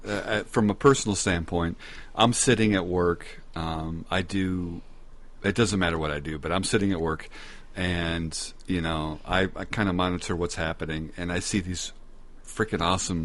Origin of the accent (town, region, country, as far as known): Minnesota, United States